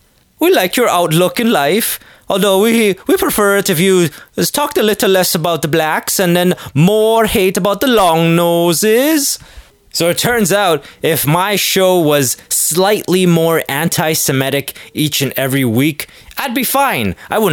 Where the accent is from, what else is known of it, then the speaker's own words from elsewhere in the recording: Canada; I was just being Canadian and courteous there.